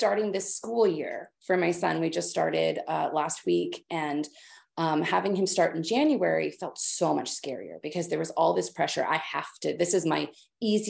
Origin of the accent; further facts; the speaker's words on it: Kansas, United States; moved away as an adult; now in Netherlands; born and raised in Kansas, I stayed, you know, was like 30 minutes from where I was born my whole life